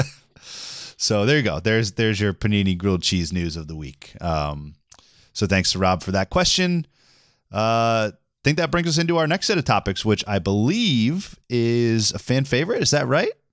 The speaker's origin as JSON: {"language": "English", "town": "Boston", "region": "Massachusetts", "country": "United States", "said": "I was from Boston"}